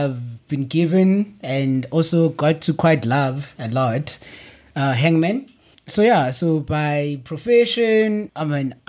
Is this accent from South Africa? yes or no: yes; Ladysmith, KwaZulu-Natal, South Africa; also born or lived in Soweto; I'm a guy who grew up in Ladysmith, in KR. That's how it's known as. But actually born in Soweto. But actually I'm Venda.